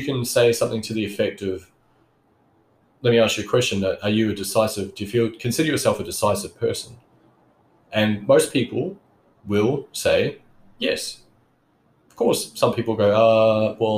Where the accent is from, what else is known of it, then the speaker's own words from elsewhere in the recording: New Zealand; now in Australia; I grew up in New Zealand. I'm a New Zealand citizen